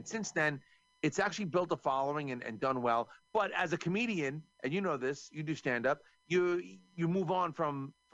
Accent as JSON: {"language": "English", "region": "New York", "country": "United States", "said": "I'm from New York"}